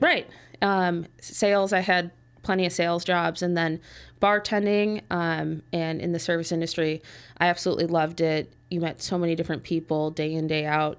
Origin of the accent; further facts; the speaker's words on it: Park Ridge, Illinois, United States; I was born and raised in Park Ridge.